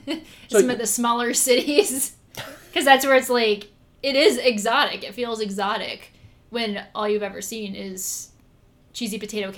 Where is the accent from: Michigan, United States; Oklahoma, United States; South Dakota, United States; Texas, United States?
Michigan, United States; Saginaw; moved away; we always had the Japanese cars growing up in Saginaw.